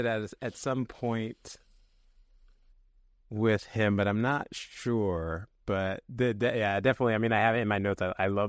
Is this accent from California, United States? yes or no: yes; California, United States; I'm from San Francisco Bay Area. And when I was growing up, like, the Warriors just were historically terrible.